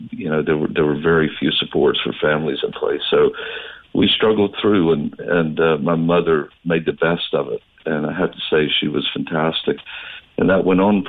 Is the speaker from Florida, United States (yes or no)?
yes; North Florida, United States; also born or lived in Southern Georgia; I grew up in a rural southern town